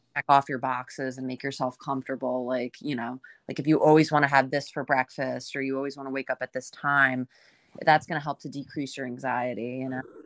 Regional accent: Northern New Jersey, United States; I grew up in, um, in Northern Jersey. Um, so I'm, I'm from the area that I am in now

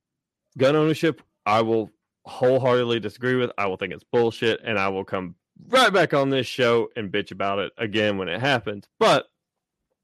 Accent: United States; I am declared an American is because I was born in the United States and I reside in the United States

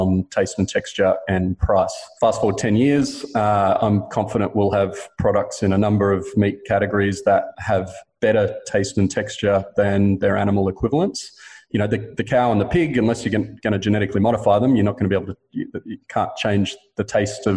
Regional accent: Queensland, Australia; I grew up in Queensland eating steak and beef mince almost every night for dinner.

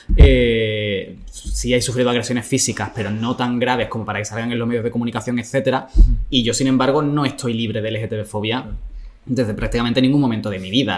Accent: Jerez de la Frontera, Andalusia, Spain; en Jerez, que es de donde yo soy

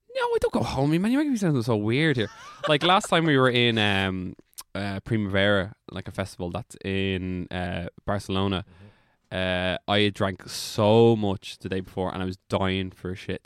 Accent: Drogheda, Leinster, Ireland; accent: Drogheda; that's my Drogheda accent

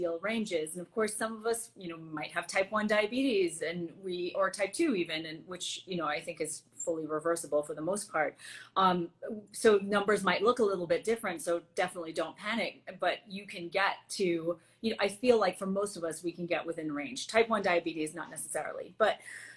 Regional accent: Antigua & Barbuda; moved away; I'm from Antigua originally, and you know, it's a small island in the Caribbean

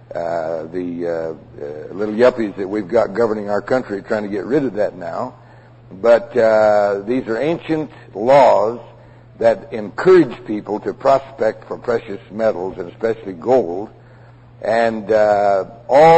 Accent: Prescott, Arizona, United States; I was raised in Prescott, and as a boy I wandered all over these hills hunting

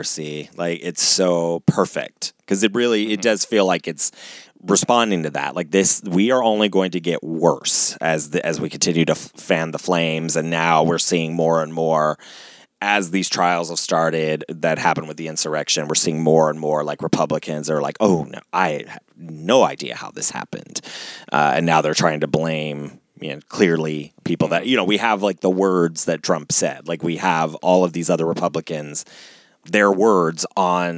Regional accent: Ohio, United States; I was born and raised in freaking Ohio.

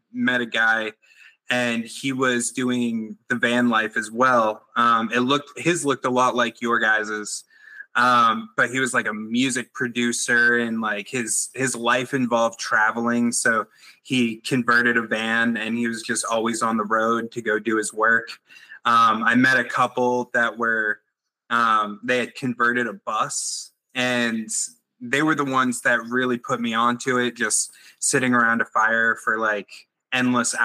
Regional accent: Maine, United States; My background is I come from Maine. And in the state of Maine, camping is kind of a way of life

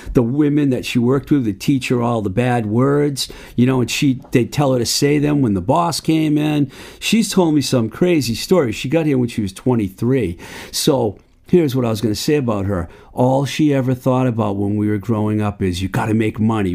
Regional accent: Worcester County, Massachusetts, United States; Where I grew up out in Worcester County

